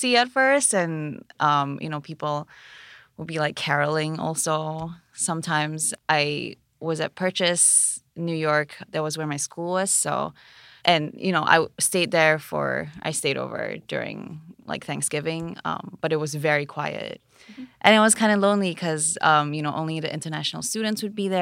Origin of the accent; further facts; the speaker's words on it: Kuala Lumpur, Malaysia; moved away as an adult; now in United States; I'm from Malaysia, Kuala Lumpur, Malaysia.